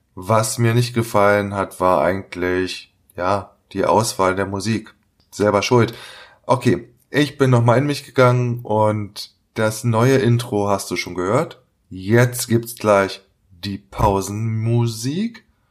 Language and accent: German; Berlin, Germany; meine Heimatstadt Berlin